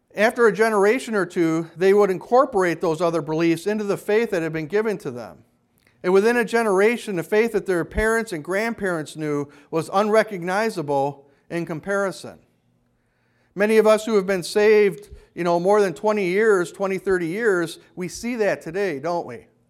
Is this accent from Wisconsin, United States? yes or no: yes; Kenosha, Wisconsin, United States; When I was growing up in Kenosha